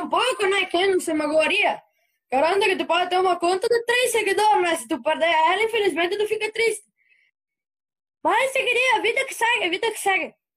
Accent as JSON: {"language": "Portuguese", "town": "Antônio Prado", "region": "Rio Grande do Sul", "country": "Brazil", "accent": "colono do sul", "said": "Sou de Antônio Prado, aqui perto de Caxias."}